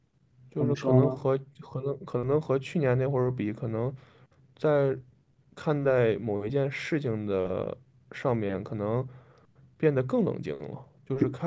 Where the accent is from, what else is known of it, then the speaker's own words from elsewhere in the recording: Henan, China; accent: Henan; 啊，这个国家河南人很多， {S0} 救命！ {S1} 对，那我口音就回来了。